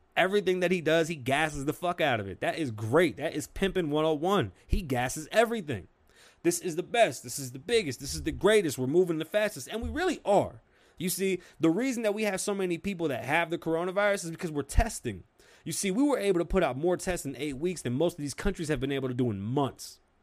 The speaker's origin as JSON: {"language": "English", "region": "New York", "country": "United States", "accent": "New York"}